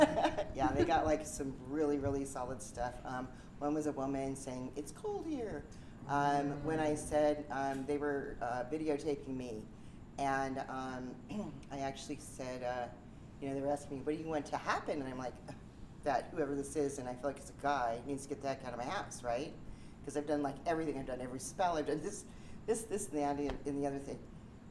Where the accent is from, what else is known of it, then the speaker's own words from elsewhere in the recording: San Diego, California, United States; I'm from San Diego.